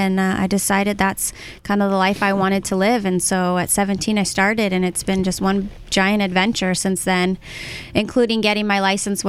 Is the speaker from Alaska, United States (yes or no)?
yes; Alaska, United States; I grew up in Alaska, and it has such a really short riding season.